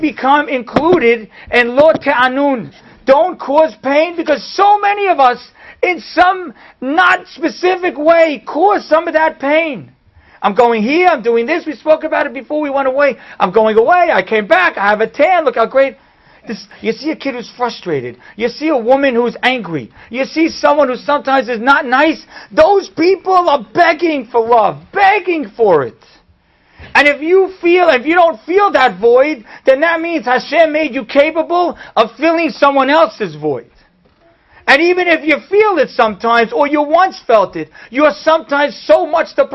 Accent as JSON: {"language": "English", "country": "United States", "said": "we're American"}